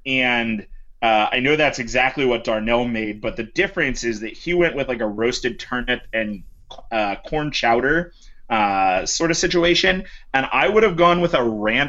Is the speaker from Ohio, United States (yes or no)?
yes; Ohio, United States; we're from Ohio